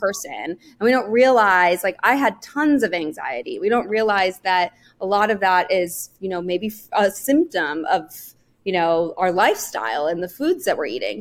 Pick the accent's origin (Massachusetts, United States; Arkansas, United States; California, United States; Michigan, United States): California, United States; Northern; I grew up in Northern California.